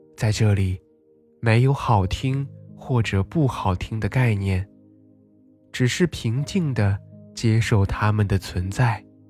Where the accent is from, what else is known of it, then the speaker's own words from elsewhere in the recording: Nalati Grassland, Xinjiang, China; 我家乡那拉提大草原